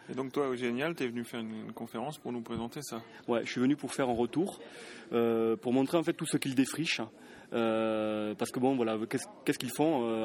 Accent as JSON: {"language": "French", "town": "Toulouse", "region": "Occitania", "country": "France", "said": "alors toi, tu as un petit accent, hein Tu viens d'où je viens de Toulouse."}